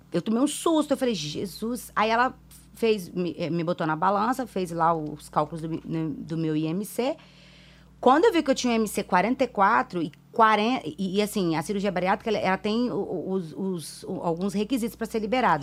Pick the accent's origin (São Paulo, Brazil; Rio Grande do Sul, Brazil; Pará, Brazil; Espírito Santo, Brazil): Espírito Santo, Brazil; Vila Velha; also born or lived in Minas Gerais; Eu fui criada em Vila Velha, no Ibis, há trinta e tantos anos